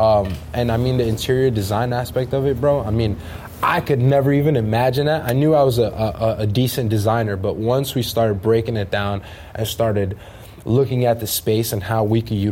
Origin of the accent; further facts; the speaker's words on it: Jersey City, New Jersey, United States; I was born and raised in Jersey City